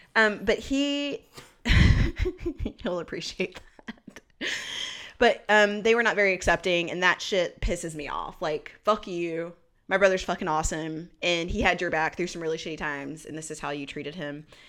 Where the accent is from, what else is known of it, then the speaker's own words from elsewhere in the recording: Burlington, North Carolina, United States; also born or lived in Greensboro, North Carolina; now in Raleigh, United States; I was raised in Burlington, North Carolina, which is a more rural city